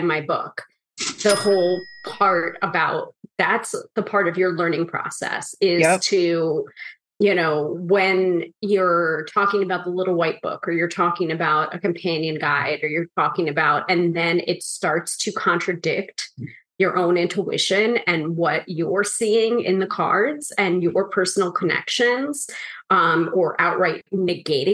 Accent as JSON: {"language": "English", "region": "New York", "country": "United States", "said": "the New Yorker"}